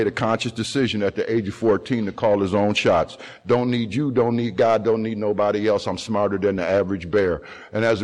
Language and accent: English; Sandusky, Ohio, United States; My father was the commissioner of the youth football and baseball leagues in the city of Sandusky. My mother's older brother was a two-term mayor in the city of Sandusky. That is the type of family that I come from